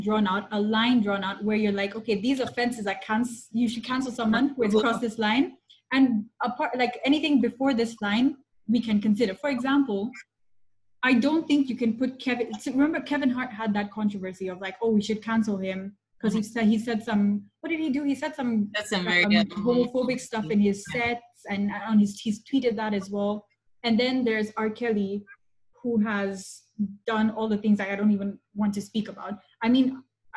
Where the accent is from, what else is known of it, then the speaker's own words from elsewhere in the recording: Kenya; moved away; I grew up in Kenya, and I, unlike a lot of brown people, I went to a predominantly black school